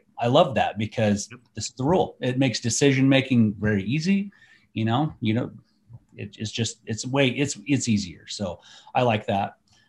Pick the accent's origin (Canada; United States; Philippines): United States; That's stupid. I'm an American. Yeah. It's public land. I can do whatever I want, right?